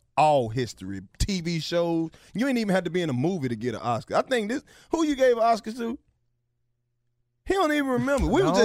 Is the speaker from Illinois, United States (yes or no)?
no; Oxford, Mississippi, United States; I'm from Oxford.